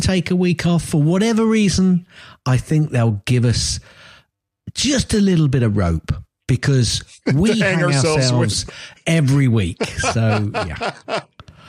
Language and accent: English; Chester, North West England, United Kingdom; Anyway, we're from Chester, well, the border, obviously, which is up near Chester.